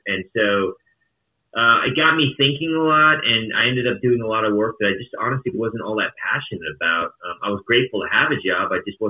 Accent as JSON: {"language": "English", "town": "Atlanta", "region": "Georgia", "country": "United States", "tie": "born or raised there", "also_born_or_lived": "St. Louis", "said": "And so then I grew up in Atlanta, Georgia. And then from there, I moved to St. Louis, Missouri and lived there for 10 years."}